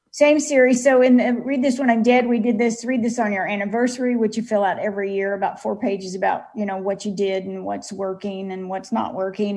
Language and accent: English; Kansas City, United States; my hometown of Kansas City